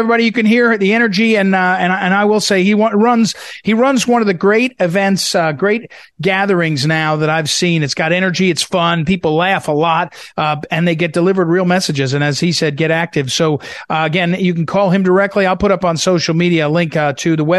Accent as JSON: {"language": "English", "country": "United States", "said": "I'm an American"}